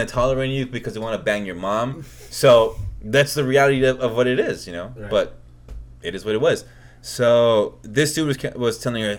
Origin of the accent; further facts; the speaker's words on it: Los Angeles, California, United States; growing up in Hollywood